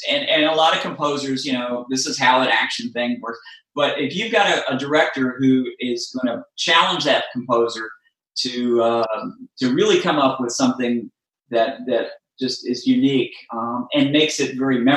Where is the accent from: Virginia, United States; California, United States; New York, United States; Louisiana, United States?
Virginia, United States; I grew up in Virginia